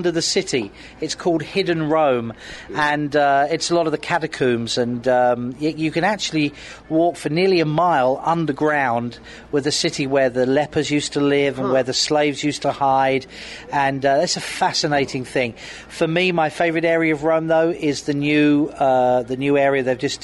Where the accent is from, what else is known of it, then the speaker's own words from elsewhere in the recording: United Kingdom; I'm a sort of a European, even though being British, we pretend we're not European.